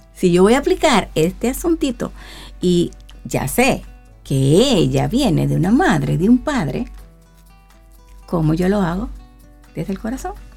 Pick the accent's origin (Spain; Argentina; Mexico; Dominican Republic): Dominican Republic; mi República Dominicana